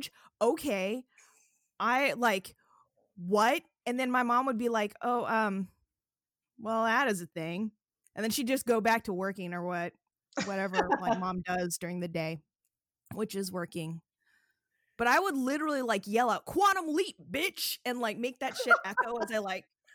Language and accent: English; Renton, Washington, United States; I'm a rapper from Renton, Washington